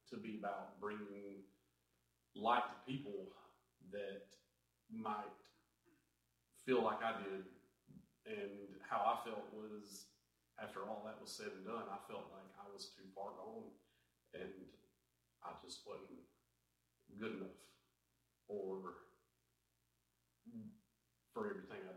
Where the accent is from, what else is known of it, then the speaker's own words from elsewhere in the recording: Dublin, United States; also born or lived in Louisiana; I've lived in Dublin for the better part of 34 years of my life. I grew up in a church here with my family